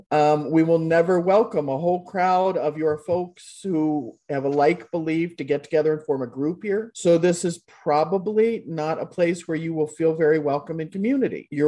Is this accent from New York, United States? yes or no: no; Kentucky, United States; now in Des Moines, United States; I grew up in Kentucky, way down in Kentucky.